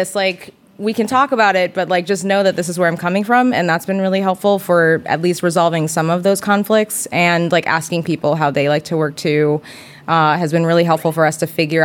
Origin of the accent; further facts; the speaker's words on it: New York City, New York, United States; I'm from the Bronx